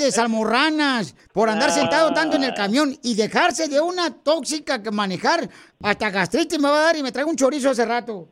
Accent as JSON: {"language": "Spanish", "region": "Michoacán", "country": "Mexico", "moved": "yes", "lives_now": "United States", "said": "yo soy de Michoacán, Michoacán, Casimiro"}